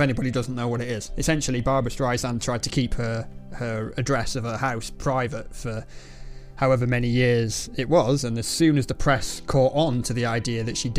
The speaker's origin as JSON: {"language": "English", "region": "England", "country": "United Kingdom", "said": "I'm English"}